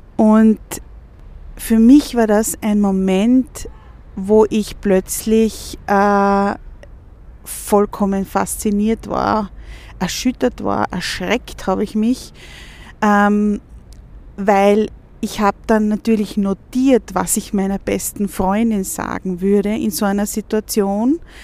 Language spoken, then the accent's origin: German; Vienna, Austria; gerade bei uns in Wien jetzt